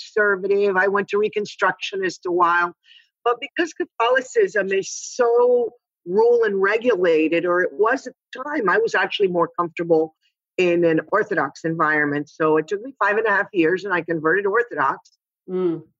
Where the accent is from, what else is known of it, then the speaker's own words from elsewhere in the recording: Miami, Florida, United States; also born or lived in Cuba; I was born in Cuba, and my parents moved to Miami during the Castro Revolution, right in 1960. I was 4 years old